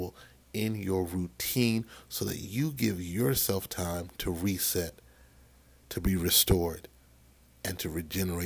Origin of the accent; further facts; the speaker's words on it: Maryland, United States; my home state of Maryland